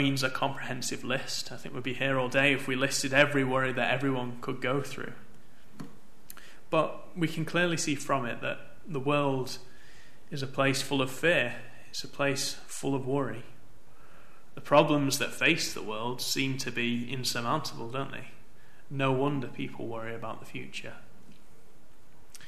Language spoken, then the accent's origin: English; Manchester, North West England, United Kingdom; I grew up in Manchester